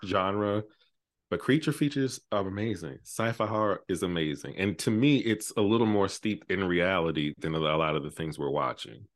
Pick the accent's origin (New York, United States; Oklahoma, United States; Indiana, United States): New York, United States; I'm from New York